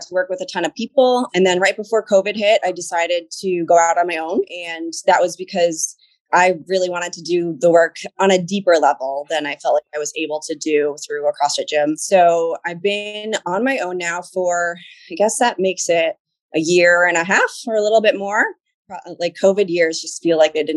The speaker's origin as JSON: {"language": "English", "town": "Franklin", "region": "Massachusetts", "country": "United States", "said": "I'm from Franklin, Mass"}